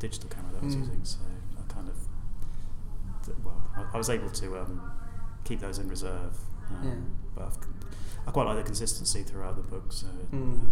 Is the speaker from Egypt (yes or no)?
no; North Walsham, East of England, United Kingdom; grew up in North Walsham. My parents met in Cromer and married in Cromer, and so I feel very, very much a part of North Norfolk.